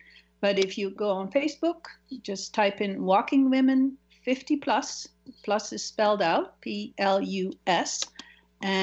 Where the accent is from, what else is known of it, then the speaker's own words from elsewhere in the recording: Netherlands; now in United States; my home country, from Holland. I was living in the U.S.